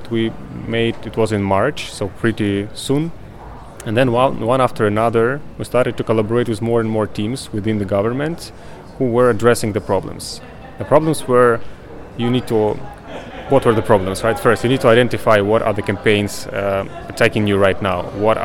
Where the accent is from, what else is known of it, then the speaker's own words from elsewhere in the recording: Ukraine; I'm from Ukraine.